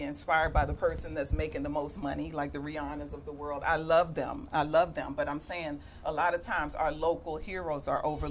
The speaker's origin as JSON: {"language": "English", "town": "Washington", "region": "District of Columbia", "country": "United States", "tie": "born or raised there", "said": "I grew up in Southeast"}